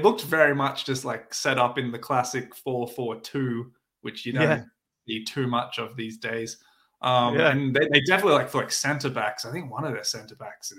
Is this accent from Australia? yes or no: yes; Australia; I'm from Australia